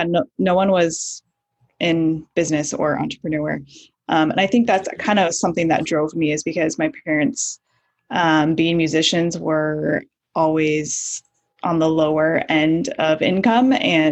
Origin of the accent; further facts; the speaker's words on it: Nebraska, United States; moved away as an adult; also born or lived in Midwest; I grew up all over the Midwest. Both of my parents were actually musicians, so we traveled around a lot, but mostly Nebraska. I was there for about 8 years before I moved out to LA for college.